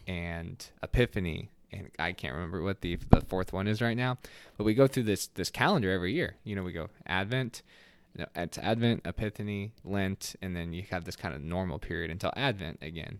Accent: United States; we don't do well as a American culture

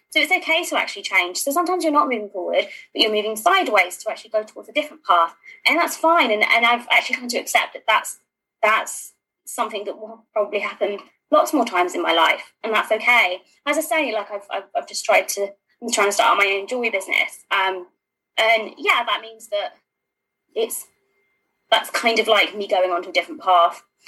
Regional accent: London, United Kingdom; I'm a Londoner

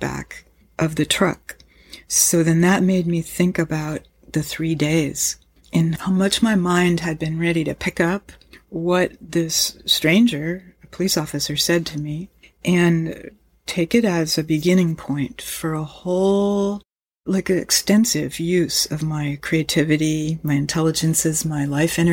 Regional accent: United States; I grew up in the United States of America

